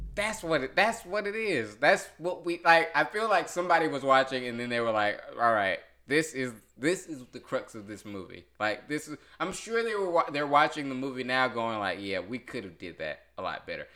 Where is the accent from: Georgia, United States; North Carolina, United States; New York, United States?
North Carolina, United States; I'm from North Carolina